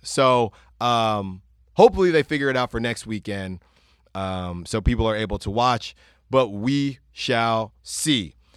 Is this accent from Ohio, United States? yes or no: no; California, United States; I'm from Cali